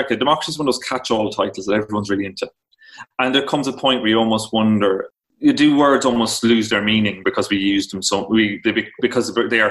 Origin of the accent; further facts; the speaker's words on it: Ireland; also born or lived in New York, United States; I'm from Ireland